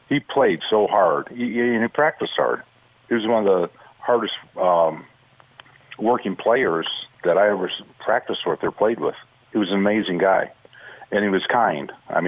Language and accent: English; Detroit, Michigan, United States; moved away as an adult; I grew up in Detroit, 10 kids